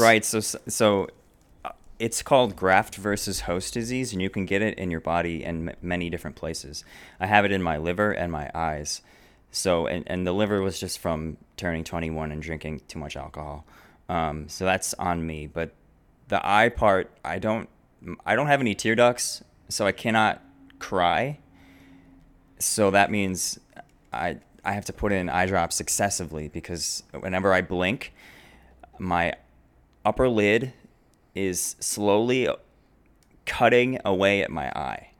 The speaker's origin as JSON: {"language": "English", "town": "Naperville", "region": "Illinois", "country": "United States", "tie": "born or raised there", "said": "I grew up here in Naperville."}